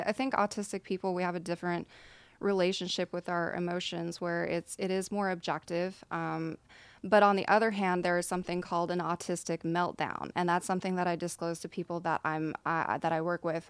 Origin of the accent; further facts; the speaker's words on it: Nacogdoches, Texas, United States; moved away as an adult; now in Dallas, United States; I'm from East Texas